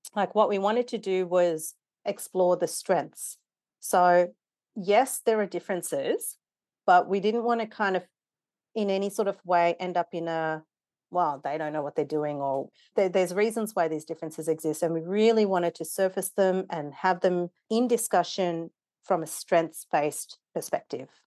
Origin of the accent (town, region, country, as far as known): Wollongong, New South Wales, Australia; born or raised there; also born or lived in Nairobi, Kenya; now in Melbourne, Australia